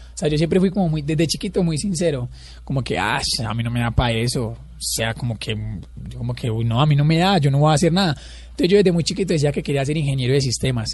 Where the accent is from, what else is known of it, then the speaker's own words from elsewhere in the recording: La Tebaida, Quindío, Colombia; moved away as an adult; also born or lived in Pereira; yo soy de un pueblo cerca de Armenia que es la Tebaida. He toda la vida allá